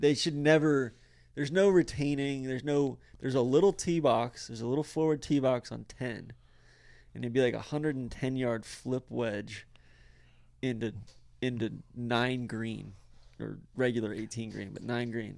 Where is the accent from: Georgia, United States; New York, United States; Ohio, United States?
Georgia, United States; Atlanta; I'm from Atlanta.